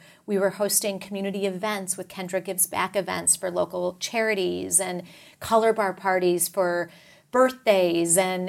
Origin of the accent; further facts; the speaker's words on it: Texas, United States; You know, I'm a Texan, so we all know that story well.